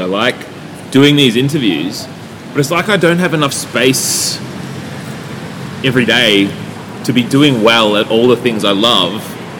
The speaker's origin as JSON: {"language": "English", "town": "Yarram", "region": "Victoria", "country": "Australia", "tie": "born or raised there"}